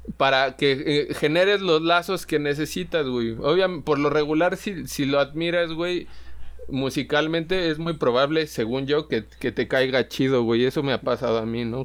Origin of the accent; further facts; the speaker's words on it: Pátzcuaro, Michoacán, Mexico; also born or lived in Morelia; yo era allí como el rockerillo eh, en Pátzcuaro, güey, era de donde soy